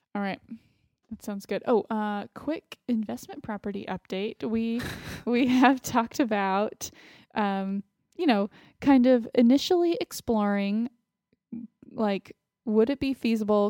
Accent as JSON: {"language": "English", "town": "Austin", "region": "Texas", "country": "United States", "tie": "born or raised there", "moved": "yes", "said": "living in Austin, my hometown"}